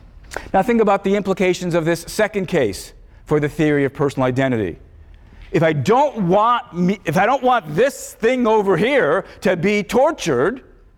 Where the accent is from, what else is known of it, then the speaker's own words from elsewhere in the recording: Chicago, Illinois, United States; my memories of growing up in Chicago, becoming a philosopher